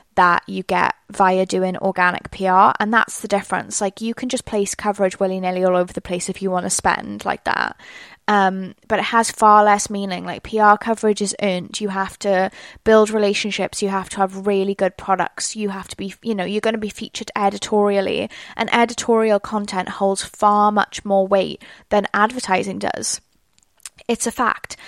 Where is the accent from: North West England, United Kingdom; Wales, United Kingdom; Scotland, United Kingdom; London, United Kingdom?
Wales, United Kingdom; accent: Welsh; my accent already, it's Welsh.